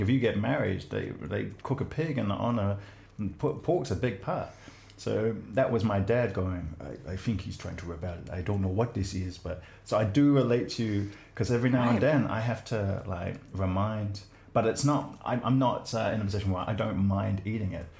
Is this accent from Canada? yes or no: no; New Zealand; I'm a Kiwi male